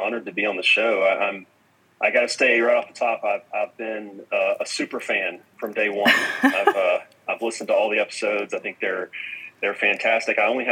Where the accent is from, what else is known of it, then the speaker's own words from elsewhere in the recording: Atlanta, Georgia, United States; I grew up in the Atlanta area